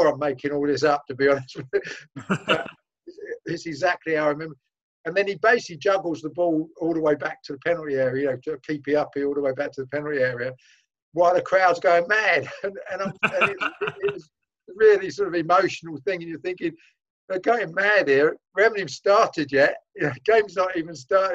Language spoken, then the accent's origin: English; London, United Kingdom; I'm a Londoner